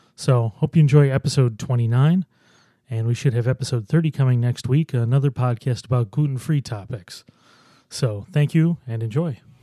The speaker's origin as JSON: {"language": "English", "town": "Buffalo", "region": "New York", "country": "United States", "tie": "born or raised there", "lives_now": "Rochester, United States", "said": "I grew up in Buffalo. I've lived in Rochester for, God, almost fourteen years now"}